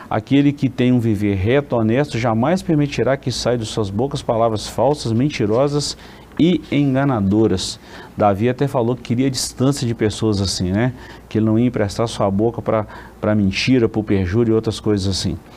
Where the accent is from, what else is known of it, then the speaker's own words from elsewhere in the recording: Caratinga, Minas Gerais, Brazil; eu cresci numa congregação aqui nossa em Caratinga, convivi muitos anos com a saudosa irmã Desíria